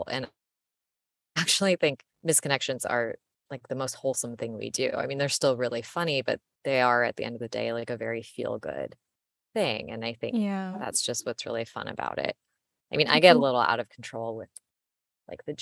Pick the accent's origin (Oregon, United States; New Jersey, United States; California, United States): California, United States; San Francisco; born and raised in the Bay Area